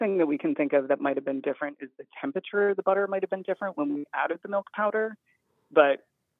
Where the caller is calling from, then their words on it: Philadelphia, Pennsylvania, United States; I am calling from Philadelphia.